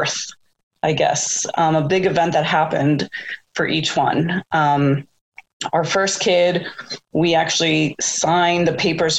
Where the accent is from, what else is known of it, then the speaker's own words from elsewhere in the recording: Silver Spring, Maryland, United States; moved away as an adult; also born or lived in Boston; now in Baltimore, United States; I grew up in Silver Spring, thinking I would never ever move to Baltimore, but here I am now.